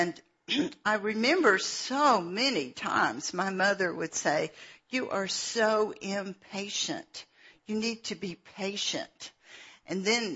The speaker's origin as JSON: {"language": "English", "town": "Atlanta", "region": "Georgia", "country": "United States", "tie": "born or raised there", "said": "I was born in Atlanta"}